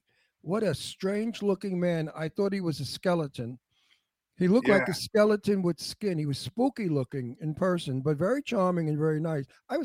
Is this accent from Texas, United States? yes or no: no; Los Angeles, California, United States; so I was raised in Hollywood.